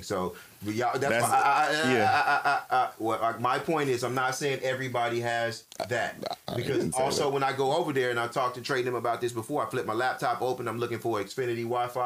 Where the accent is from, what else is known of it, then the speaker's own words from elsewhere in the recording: Louisiana, United States; I'm from Raglass, Louisiana